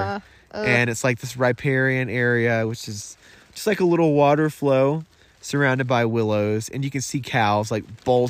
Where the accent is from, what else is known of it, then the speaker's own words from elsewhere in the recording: United States; I'm glad I was born a man in America.